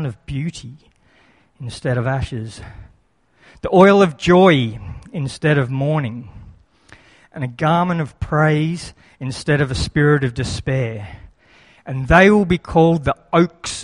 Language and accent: English; Lismore, New South Wales, Australia; moved away as an adult; also born or lived in Alstonville, Australia; now in Brisbane, Australia; I was born in Lismore Base Hospital. I was dedicated 7 days later in Lismore Baptist Church. I went to Lismore Primary School, Wallingbar Public School, Alstonville High School.